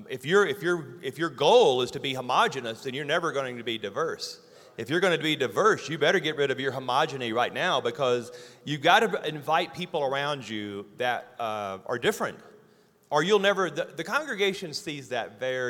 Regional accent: Louisiana, United States; I'm a redneck from Louisiana.

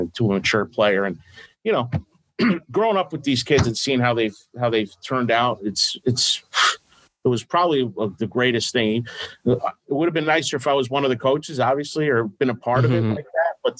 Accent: Stamford, Connecticut, United States; moved away as an adult; now in Norwalk, United States; I grew up in Stanford and West Hill, Stanford, Trinity Catholic, Stanford Catholic back then

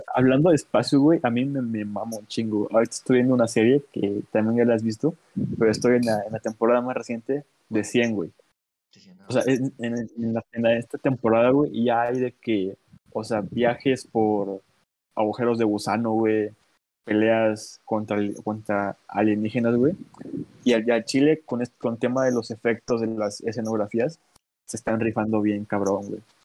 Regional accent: Guerrero, Mexico; yo soy de aquí de Guerrero, del centro de México

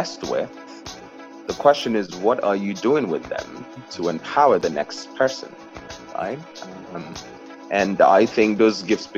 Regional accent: South East, Nigeria; moved away as an adult; now in New York, United States; I was born in Nigeria. I'm the fourth of 6 children in 5 countries

